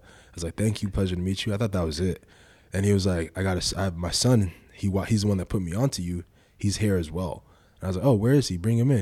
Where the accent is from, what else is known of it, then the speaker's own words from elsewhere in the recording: Nigeria; now in United States; I'm, I'm Nigerian, my nationality